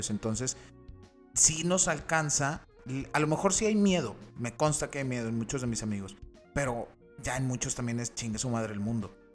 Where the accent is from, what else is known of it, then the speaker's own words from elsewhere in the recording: Mexico; somos mexicanos